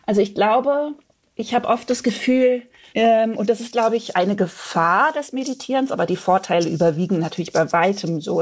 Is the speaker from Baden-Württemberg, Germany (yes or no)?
yes; Freiburg, Baden-Württemberg, Germany; now in Berlin, Germany; in den Süden, der ja meine alte Heimat ist